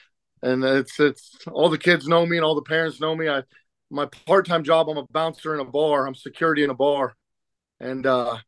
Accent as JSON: {"language": "English", "town": "Middletown", "region": "Ohio", "country": "United States", "said": "I'm from Middletown, Ohio in the USA"}